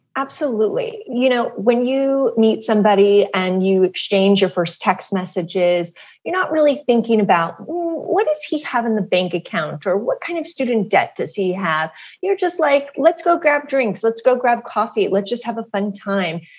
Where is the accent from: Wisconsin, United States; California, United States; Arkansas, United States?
California, United States; Southern; I grew up in Southern California